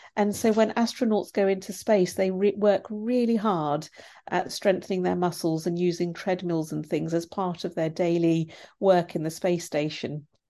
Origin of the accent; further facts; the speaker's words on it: India; now in United Kingdom; I'm from India originally and my grandparents were poor farmers